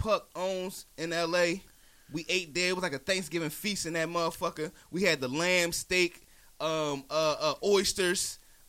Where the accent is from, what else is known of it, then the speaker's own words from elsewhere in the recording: Philadelphia, Pennsylvania, United States; moved away; also born or lived in Baltimore, Maryland; And being from Philly, first of all, right? Everybody know my heritage. I'm from Philly, but I rep B-More all day.